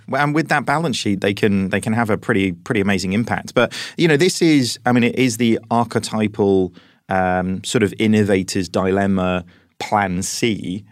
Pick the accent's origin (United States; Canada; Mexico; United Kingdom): United Kingdom; as British people